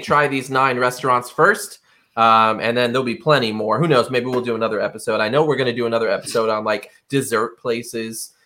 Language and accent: English; Rhode Island, United States; I didn't like Rhode Island. I wanted to get out. I did get out for about four years, and all I did was talk about how great Rhode Island was for four years. So I came back.